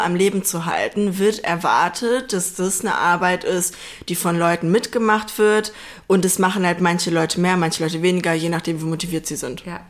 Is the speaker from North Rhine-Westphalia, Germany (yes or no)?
yes; near Duisburg, North Rhine-Westphalia, Germany; ich komme aus, aus der Nähe von Duisburg